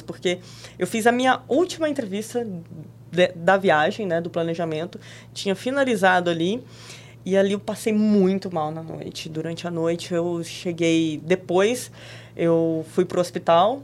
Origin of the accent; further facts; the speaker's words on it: Rio Verde, Goiás, Brazil; moved away as an adult; also born or lived in Brasília / Spain; eu saí lá de Rio Verde, fui fazer faculdade de jornalismo em Brasília